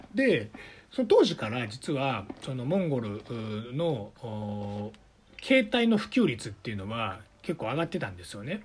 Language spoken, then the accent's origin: Japanese; Sakai, Osaka, Japan; moved away as an adult; also born or lived in Beijing / Shanghai / Taiwan; now in Shenzhen, China; 出身は大阪の堺市という場所なんですけれども